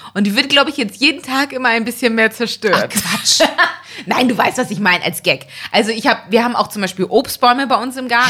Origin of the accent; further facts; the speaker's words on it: Elmshorn, Schleswig-Holstein, Germany; es ist eine Kleinstadt, Elmshorn, wo ich aufgewachsen bin